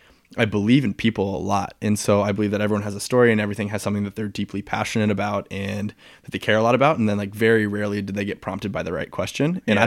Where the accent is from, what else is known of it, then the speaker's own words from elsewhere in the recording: St. Louis, Missouri, United States; now in Charlotte, United States; I'm from St. Louis, Missouri. I grew up there. I moved a bunch when I was a kid, and then I moved to Charlotte.